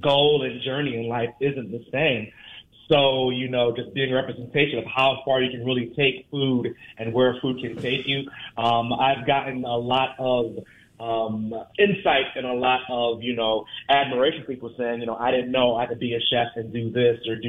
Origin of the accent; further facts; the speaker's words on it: New Jersey, United States; moved away as an adult; also born or lived in Atlanta / Jamaica (ancestry); I'm originally from New Jersey. I lived in Atlanta for the last 20 years, and I come from a huge Jamaican family